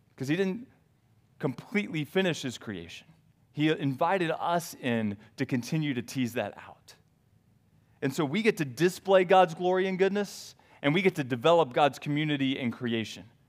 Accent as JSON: {"language": "English", "region": "the South", "country": "United States", "tie": "born or raised there", "said": "I grew up in the South"}